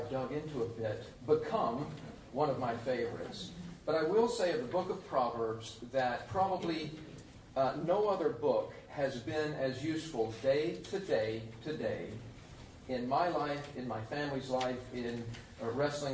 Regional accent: Tennessee, United States; moved away; I come from Tennessee originally

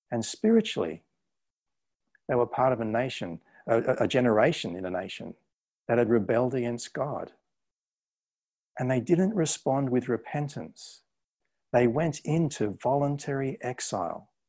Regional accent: Australia; now in England, United Kingdom; When I went to England, I went to England on a British passport that I got through my parents, and my accent started to change. You know, over the course of ten uh, to fifteen years that I've been there, my accent started to change.

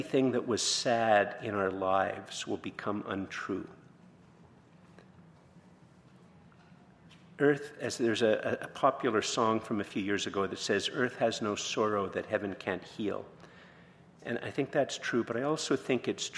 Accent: Ireland; I'm Irish

